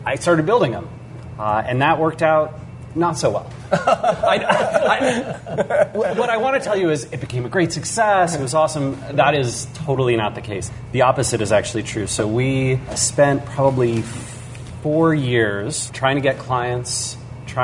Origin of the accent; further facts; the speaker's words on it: Seattle, Washington, United States; We're in Seattle, Washington. This is actually my hometown